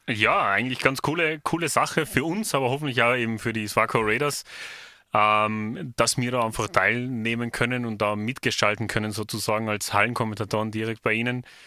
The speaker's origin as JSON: {"language": "German", "country": "Austria", "said": "bei uns in Österreich"}